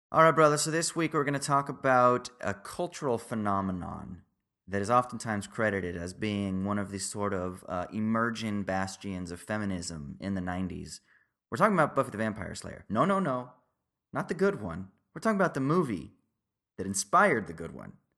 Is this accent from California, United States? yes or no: yes; Southern Orange County, California, United States; growing up in Southern Orange County